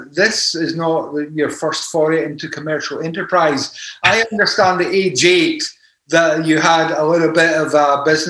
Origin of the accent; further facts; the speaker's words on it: Scotland, United Kingdom; we broadcast from Scotland with a Scottish perspective.